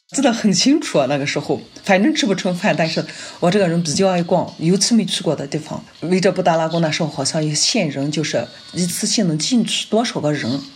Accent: Northwest China, China; 我们西北人就是，不是很喜欢吃面嘛

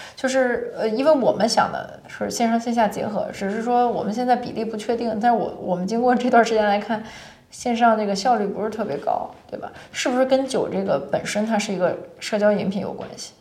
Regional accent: China; 我们的基因不一样，中国人就你看咖啡这么多年喝美式的也是少，我们就要加糖加奶，然后甜鲜香，这就是我们中国人喜欢的东西

